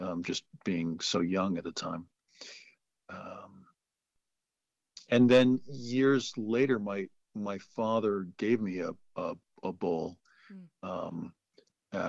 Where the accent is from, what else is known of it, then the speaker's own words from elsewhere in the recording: the Berkshires, Western Massachusetts, United States; also born or lived in New York City, New York; I grew up in New York City in the 70s, and then I moved to the Berkshires in Western Massachusetts when I was about 8 or so